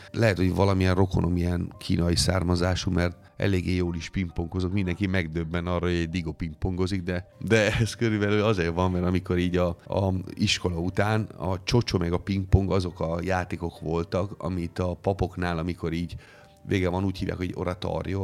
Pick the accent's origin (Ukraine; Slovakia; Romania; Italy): Italy; Hungarian is a second language; moved away as an adult; now in Hungary; én lehessek még mindig az a …, aki már 28 éve Magyarországon